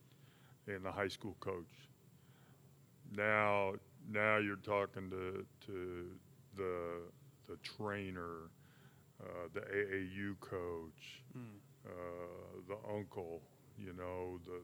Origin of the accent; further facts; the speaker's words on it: Sedalia, Missouri, United States; go play at my home school, my home state